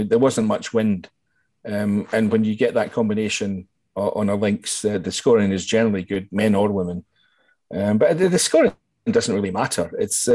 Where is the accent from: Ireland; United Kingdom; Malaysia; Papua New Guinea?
United Kingdom; West Barns, Scotland; also born or lived in London / Connecticut / Angus; now in Forfar, United Kingdom; I'm actually from East Lothian, a little village called West Barnes, which is near Dunbar and North Berwick and Gullen area. So I was brought up in a pretty good place for golfers